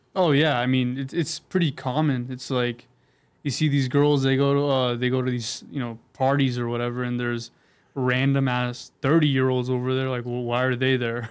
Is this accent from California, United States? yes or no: yes; San Diego, California, United States; I grew up all over San Diego, but I'm from North uh, North County right now